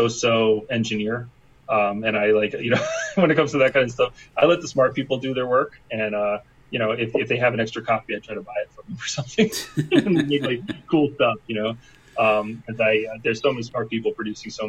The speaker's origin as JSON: {"language": "English", "town": "Philadelphia", "region": "Pennsylvania", "country": "United States", "said": "I'm from Philadelphia"}